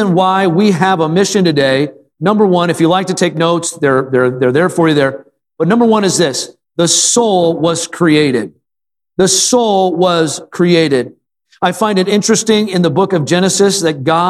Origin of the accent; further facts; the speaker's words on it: Wisconsin, United States; moved away; I grew up in Wisconsin where there's a lot of ducks